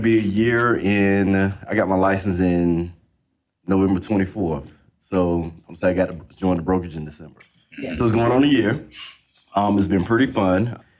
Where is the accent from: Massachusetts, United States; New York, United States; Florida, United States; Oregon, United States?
Florida, United States; Lakeland; also born or lived in Orange, New Jersey / Atlanta / Phoenix / San Francisco; I am originally from Orange, New Jersey, but as a child, I got moved down when I was a baby. So I might as well go into claim Lakeland, Florida, child, right. As they say, Polk County.